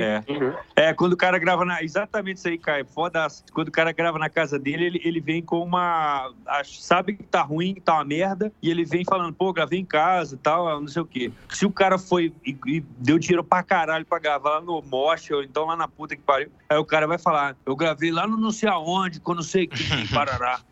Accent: Brazil; eu sou brazuca

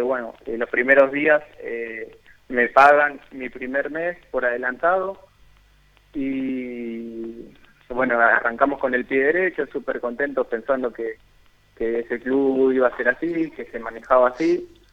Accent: Argentina; moved away; siendo siendo argentino

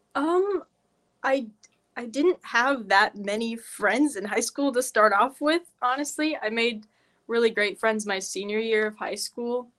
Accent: Carroll, Iowa, United States; I'm from Carroll, Iowa

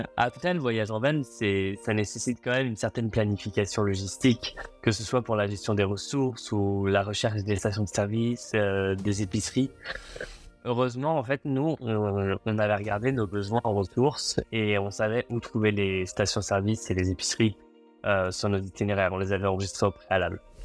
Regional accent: France; on est français

